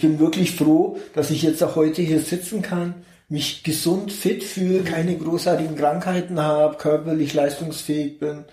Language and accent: German; Augsburg, Bavaria, Germany; ich komme aus Augsburg geboren, Augsburg. genau. Ich bin in Augsburg geboren, 1972